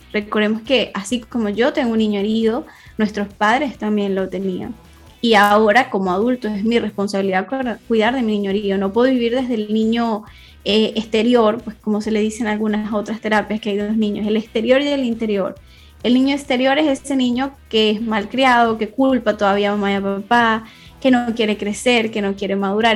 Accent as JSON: {"language": "Spanish", "country": "Venezuela", "moved": "as an adult", "lives_now": "Spain", "said": "soy de Venezuela y en el 2017 me vine a migrar para acá, para España"}